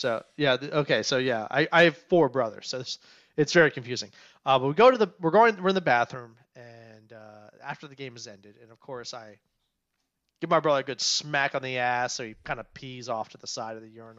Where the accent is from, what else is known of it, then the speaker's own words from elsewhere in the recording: Maryland, United States; Today, actually, I am a Maryland guy. I grew up in Montgomery County.